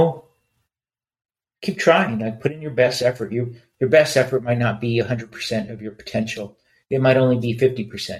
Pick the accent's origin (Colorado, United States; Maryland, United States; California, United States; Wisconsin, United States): California, United States; Los Angeles; We grew up in East Los Angeles.